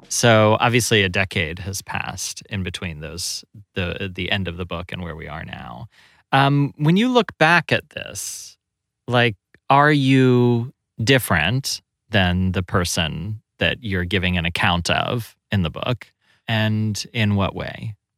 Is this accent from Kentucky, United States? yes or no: yes; Kentucky, United States; I grew up in Kentucky